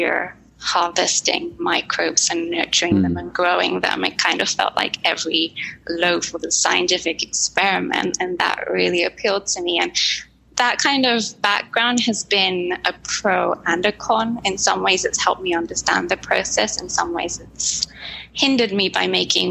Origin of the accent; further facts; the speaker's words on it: Japan; moved away; I grew up in Japan